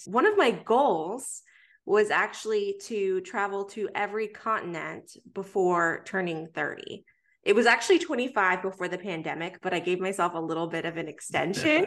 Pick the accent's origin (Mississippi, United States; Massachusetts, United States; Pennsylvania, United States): Pennsylvania, United States; Pittsburgh; moved away as an adult; now in Atlanta, United States; I was born in Atlanta, raised in Pittsburgh, came back to Atlanta for college